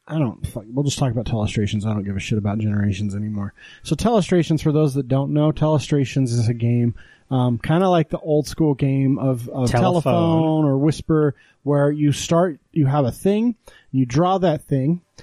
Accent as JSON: {"language": "English", "region": "Texas", "country": "United States", "tie": "born or raised there", "said": "I was born in Texas in the early 80s"}